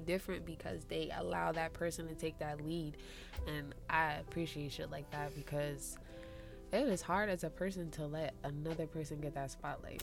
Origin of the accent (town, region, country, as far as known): Jersey City, New Jersey, United States